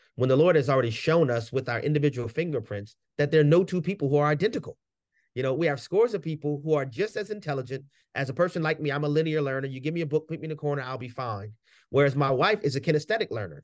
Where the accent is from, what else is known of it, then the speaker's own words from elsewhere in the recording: New Orleans, Louisiana, United States; I grew up in the hood, you know, growing up in New Orleans in the hood